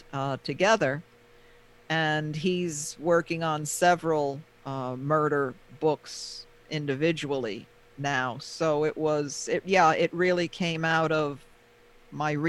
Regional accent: Pearl River, New York, United States; I grew up in Pearl River

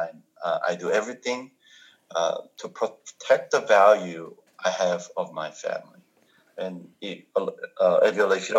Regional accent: South Korea; English is a second language; moved away; I grew up in Korea

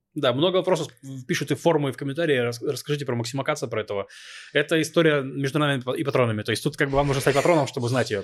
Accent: Novosibirsk, Novosibirsk Oblast, Russia; now in Israel; я рос в Новосибирске, в очень благополучном районе.

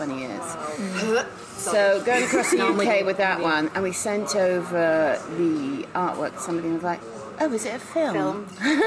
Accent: Israel; moved away as an adult; also born or lived in England; now in London, United Kingdom; then we moved to Israel. So I was there from the age of 6 till 22

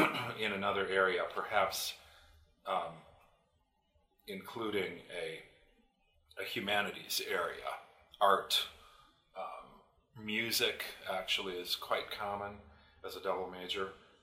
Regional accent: India; moved away as an adult; that's why I and my brother and sister were all born and raised in India. So we went through through grade school and high school in India, and then came back to the United States to go to college or university.

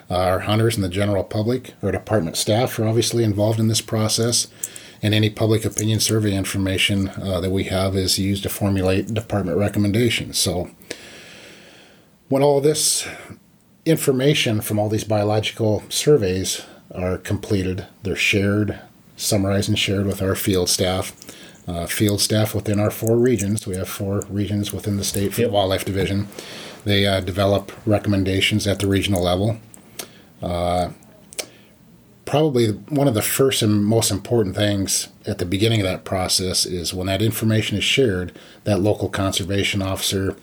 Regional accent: Clearwater, Nebraska, United States; now in Pierre, United States; I'm originally from Clearwater, Nebraska.

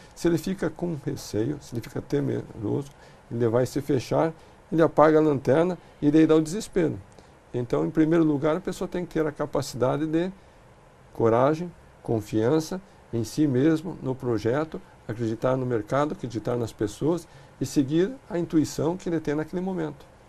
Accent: Brazil; nós, como brasileiros

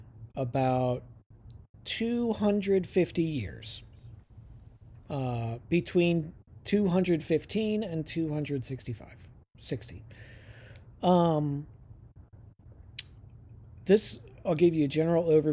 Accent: United States; accent: American

